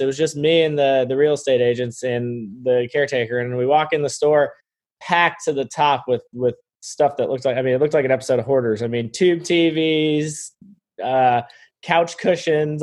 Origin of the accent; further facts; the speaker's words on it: Florida, United States; moved away as an adult; now in North Carolina, United States; I grew up in Florida, and moved here uh, after college